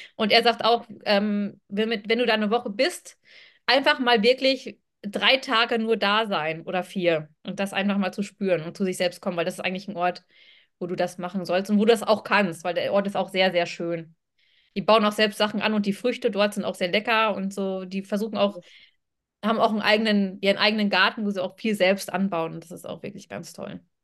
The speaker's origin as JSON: {"language": "German", "country": "Germany", "said": "von Germany"}